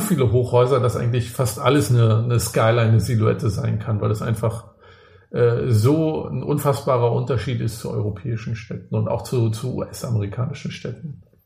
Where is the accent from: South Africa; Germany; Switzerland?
Germany; Rostock, Mecklenburg-Vorpommern; Ich komme ja auch aus, aus Rostock, bin da im, äh, im Plattenbau groß geworden